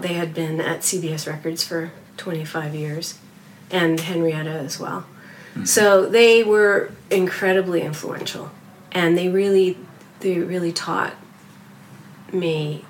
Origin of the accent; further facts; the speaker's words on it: Canada; I'm Canadian.